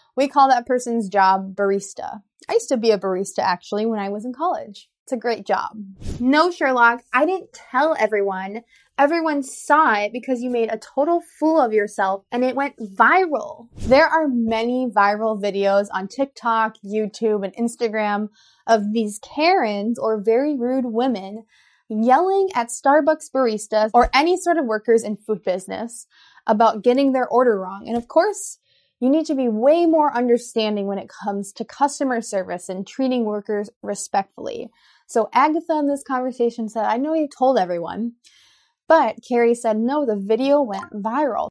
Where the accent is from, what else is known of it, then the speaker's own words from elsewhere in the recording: United States; I'm an American English teacher